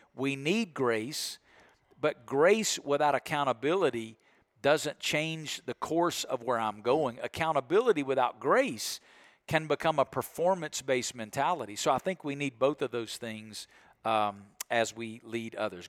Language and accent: English; Alabama, United States; I'm from Alabama